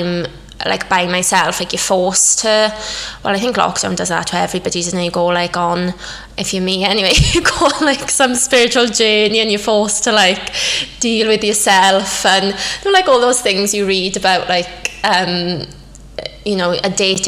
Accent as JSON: {"language": "English", "region": "Wales", "country": "United Kingdom", "also_born_or_lived": "London", "moved": "as an adult", "said": "I'm Welsh obviously, but I've been living in London for 6 years now, but over lockdown obviously everything closed, so I moved back to Wales"}